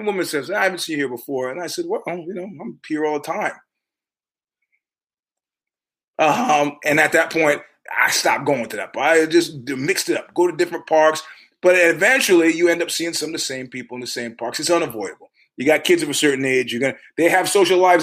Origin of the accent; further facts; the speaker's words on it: New York, United States; moved away; also born or lived in Palo Alto; I'm a New Yorker